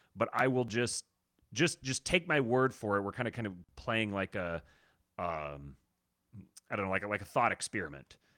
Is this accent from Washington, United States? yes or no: yes; Seattle, Washington, United States; growing up in Seattle like I did